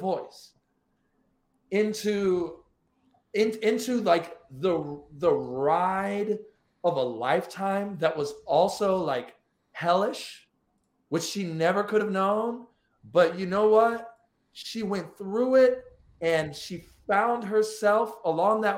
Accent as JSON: {"language": "English", "town": "Florence", "region": "Alabama", "country": "United States", "tie": "born or raised there", "moved": "yes", "said": "I'm from Florence, Alabama."}